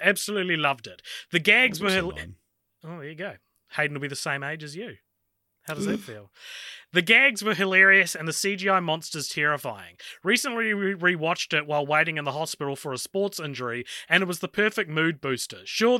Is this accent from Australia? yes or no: yes; Australia; As an Australian, yes, I have been on the movie world ride a few times.